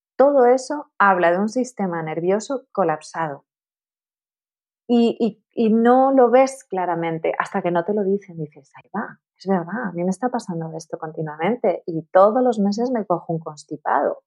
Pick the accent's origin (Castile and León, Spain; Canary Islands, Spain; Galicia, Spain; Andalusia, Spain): Canary Islands, Spain; Tenerife; moved away as an adult; also born or lived in Madrid; me mudé a Madrid porque yo soy de Tenerife